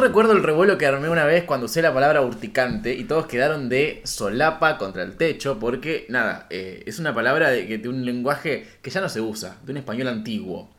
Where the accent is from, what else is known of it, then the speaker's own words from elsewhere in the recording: Rafaela, Santa Fe, Argentina; mi ciudad natal, Rafaela